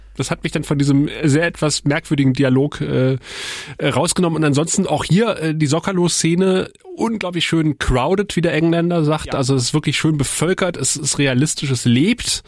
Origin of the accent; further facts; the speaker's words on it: Eifel, Germany; ich bin ja in der Eifel groß geworden